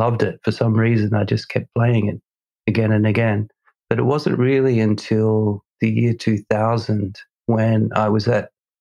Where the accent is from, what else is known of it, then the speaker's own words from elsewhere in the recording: Australia; moved away; I'm originally from Australia